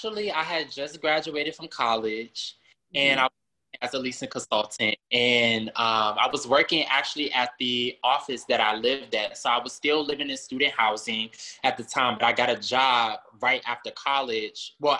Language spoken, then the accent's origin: English; Maryland, United States; moved away as an adult; also born or lived in South Carolina; now in Houston, United States; I'm originally from Maryland. And then I moved to South Carolina, of course, for college.